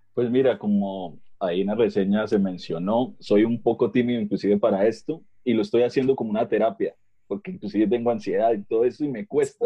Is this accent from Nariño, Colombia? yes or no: no; Bucaramanga, Santander, Colombia